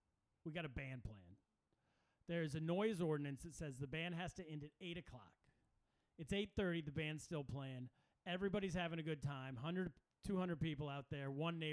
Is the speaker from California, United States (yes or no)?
yes; Sacramento, California, United States; moved away as an adult; from Sacramento, California, my hometown